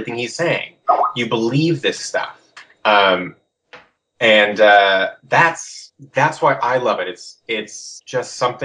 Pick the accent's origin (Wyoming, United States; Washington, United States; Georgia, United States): Washington, United States; Seattle; I grew up in Seattle